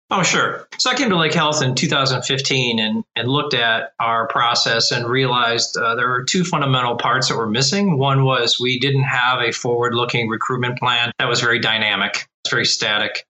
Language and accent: English; Cleveland, Ohio, United States; I've been born and raised in Cleveland, Ohio